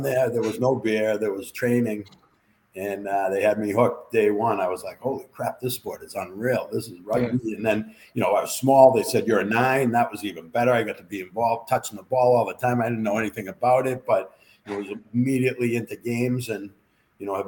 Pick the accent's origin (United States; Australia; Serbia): United States; Belmont, Massachusetts; accent: Boston; I grew up in Belmont, right near Cambridge, Boston.